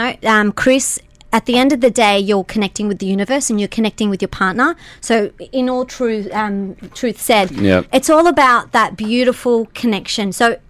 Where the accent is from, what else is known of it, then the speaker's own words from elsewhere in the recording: Australia; We are Australian designers, but we have a Lebanese, Middle Eastern background.